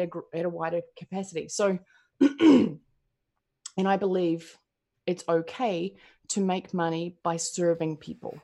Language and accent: English; New Zealand; I'm from New Zealand